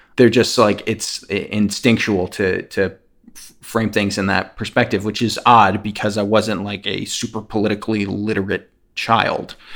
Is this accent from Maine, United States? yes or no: no; New Jersey, United States; I'm from New Jersey